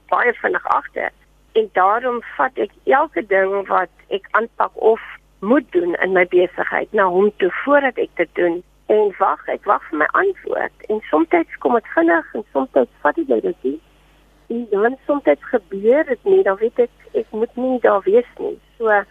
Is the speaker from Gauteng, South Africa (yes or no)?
no; Paternoster, Western Cape, South Africa; ek het groot geword in Paternoster, die klein vissersdorpie